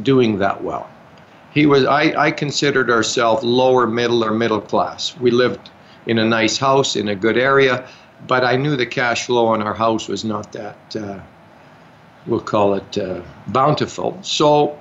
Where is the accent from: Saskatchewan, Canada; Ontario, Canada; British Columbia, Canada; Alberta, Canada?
Alberta, Canada; Calgary; I grew up in Calgary.